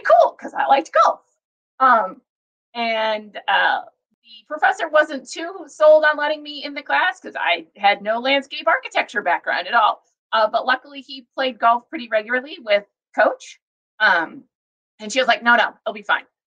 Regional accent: Fort Wayne, Indiana, United States; now in Madison, United States; I grew up in uh, Fort Wayne

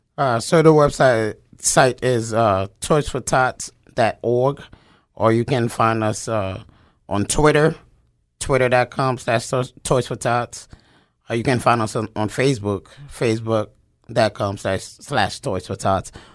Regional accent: New York City, New York, United States; moved away as an adult; also born or lived in Japan / North Carolina / South Carolina; now in Wyoming, Pennsylvania, United States; I am from New York City

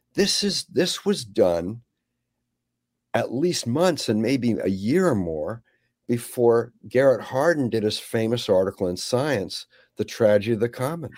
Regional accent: Canada; moved away; also born or lived in Monterey, California; I grew up in Canada.

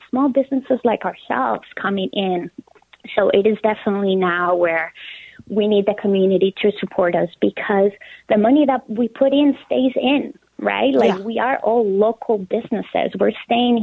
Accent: Colombia; moved away as an adult; now in United States; So I am originally from Colombia. I was born and raised there, and I moved to the United States 12 years ago

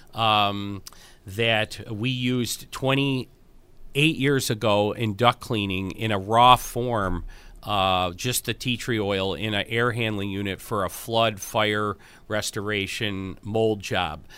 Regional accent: Buffalo, New York, United States; I'm from Buffalo

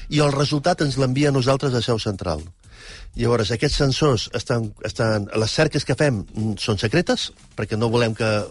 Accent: Catalonia, Spain; No, més que estupendos, som, som, som d'aquí. Som catalans.

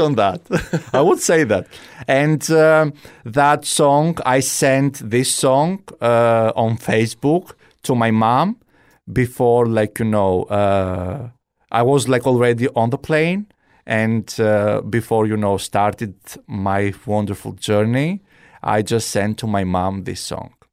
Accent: Kalamata, Peloponnese, Greece; English is a second language; moved away as an adult; also born or lived in Albania / Maryland, United States; now in Fort Myers, United States; our house in Greece, I'm from Kalamata

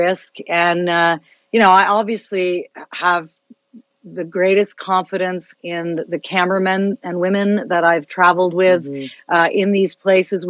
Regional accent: Canada; not just as a journalist, but as a Canadian

